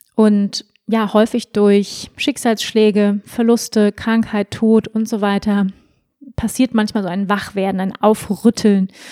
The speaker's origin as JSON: {"language": "German", "country": "Germany", "tie": "born or raised there", "said": "ich bin ja auch in Deutschland groß geworden"}